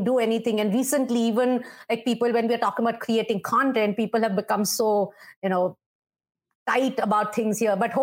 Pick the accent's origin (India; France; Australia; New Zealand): India; now in New York, United States; we have been used to having music all around us, all over our lives, growing up in India